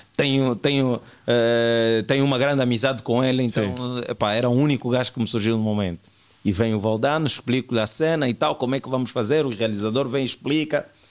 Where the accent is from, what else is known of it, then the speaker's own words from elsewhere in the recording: Angola; somos atores, mas também, mas a nossa cena é mesmo é humor, sou, sou humorista, humorista angolano